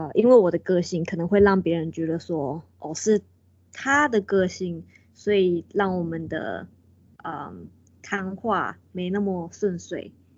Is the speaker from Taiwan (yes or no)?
yes; Taiwan; 我们台湾人，我们就是讲中文的